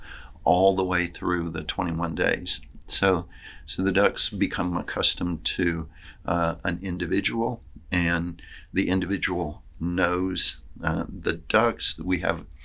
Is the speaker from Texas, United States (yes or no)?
no; Arkansas, United States; also born or lived in Ohio; now in New York, United States; I'm from Arkansas